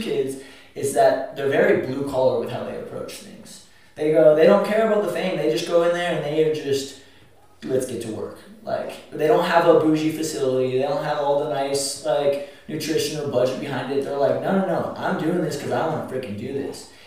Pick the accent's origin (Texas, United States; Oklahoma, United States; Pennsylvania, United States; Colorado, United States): Colorado, United States; Boulder; also born or lived in Arkansas; I grew up in Boulder, Colorado